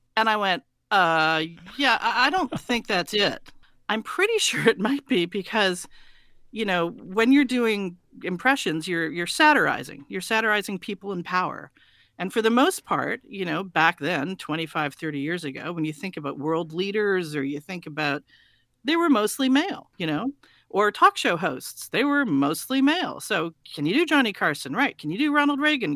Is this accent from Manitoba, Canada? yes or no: no; Montreal, Quebec, Canada; also born or lived in England; I was born in, in England, and my father was over there, uh, doing postgraduate medical studies, and then, uh, so we are, we are Canadian, and, uh, they were just living over there when I was born, and then we, we went back to Montreal, where he practiced for the rest of his life.